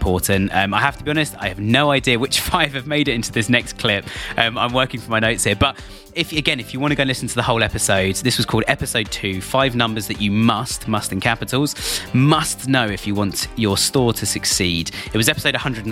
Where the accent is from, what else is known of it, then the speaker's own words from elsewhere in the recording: United Kingdom; they heard my accent and said, oh, I know somebody else from the UK